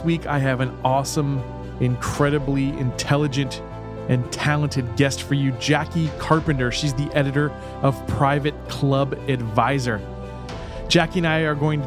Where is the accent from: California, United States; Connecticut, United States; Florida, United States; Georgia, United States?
Florida, United States; my home state, I'm proud to say, Florida